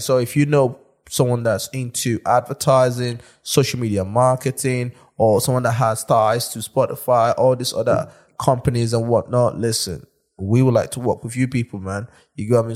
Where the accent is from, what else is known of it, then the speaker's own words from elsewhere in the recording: London, United Kingdom; I'm from South London.